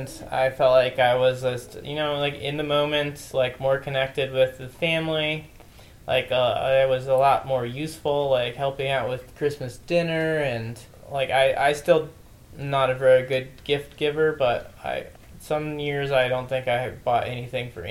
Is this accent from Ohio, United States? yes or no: yes; Ohio, United States; moved away; growing up in Ohio, where we grew up